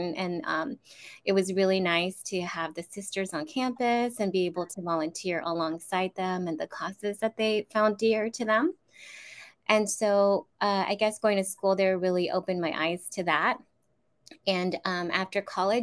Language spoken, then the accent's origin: English; Northern California, United States; I am from California, born and raised, mostly in Northern California, but I've actually lived in Southern California for almost half my life now